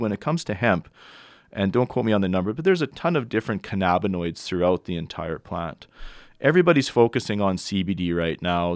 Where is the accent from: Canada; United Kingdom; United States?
Canada; Edmonton, Alberta; I'm from Edmonton, Alberta originally.